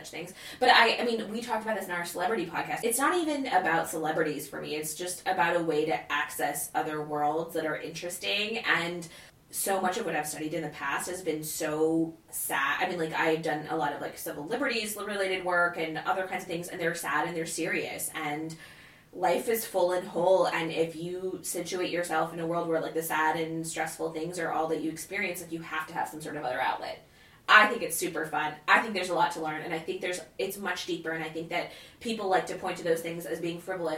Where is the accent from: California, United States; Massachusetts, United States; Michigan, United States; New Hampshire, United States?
Michigan, United States; moved away as an adult; also born or lived in Texas / England; now in New York, United States; I'm from Michigan, which living in New York, people talk about flyover states